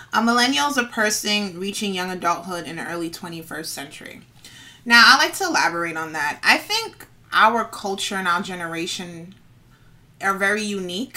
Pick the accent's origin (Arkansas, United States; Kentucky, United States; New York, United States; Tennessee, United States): New York, United States; New York City; I'm from the Bronx, born and raised